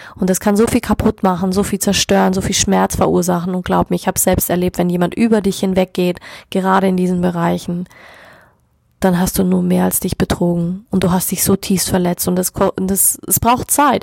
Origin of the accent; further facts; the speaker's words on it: Germany; bei uns in Deutschland